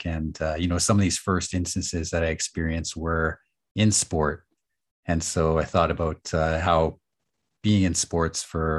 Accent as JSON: {"language": "English", "town": "Nanaimo", "region": "British Columbia", "country": "Canada", "tie": "born or raised there", "also_born_or_lived": "Edmonton, Alberta", "said": "I was born in Edmonton, and I lived there for several years. So I was about 8, and then I moved to Nanaimo, and spent the winters in the school year rather in Nanaimo"}